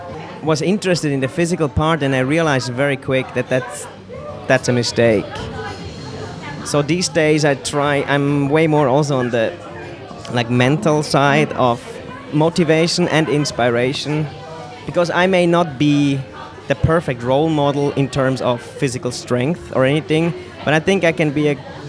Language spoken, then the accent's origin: English; Zurich, Switzerland; English is a second language; But I'm Swiss. I was really like grown up the Swiss style, but they always treat me as I'm not from Switzerland, so it was kind of weird, and I never really had the identity to where I'm really from. I come from outside Zurich, like a smaller place.